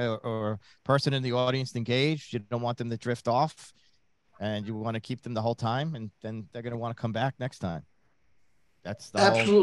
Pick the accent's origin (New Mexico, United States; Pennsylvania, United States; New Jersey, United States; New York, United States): New York, United States; Long Island.